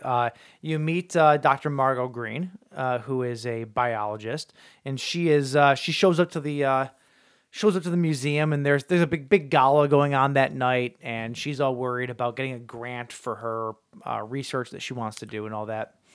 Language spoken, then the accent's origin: English; St. Clair Shores, Michigan, United States; there's somebody famous from my hometown